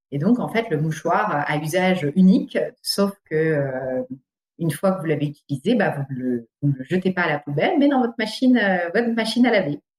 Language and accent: French; Alsace, Grand Est, France; also born or lived in Paris region / England; now in Île-de-France, France; je suis originaire d'Alsace et j'habite aujourd'hui en région parisienne